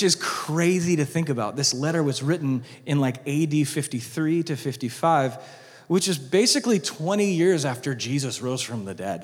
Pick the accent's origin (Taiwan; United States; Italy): United States; As American Christians